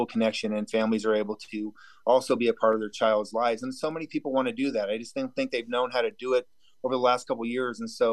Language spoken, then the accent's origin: English; Lakeport, California, United States; also born or lived in Chico, California / El Dorado County, California; now in Laytonville, United States; where I grew up in Lake County